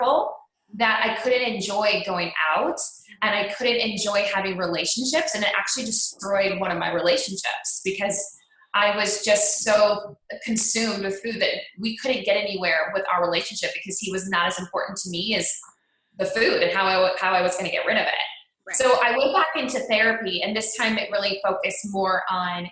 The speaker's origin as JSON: {"language": "English", "town": "Cleveland", "region": "Ohio", "country": "United States", "tie": "born or raised there", "said": "I grew up in Cleveland, Ohio"}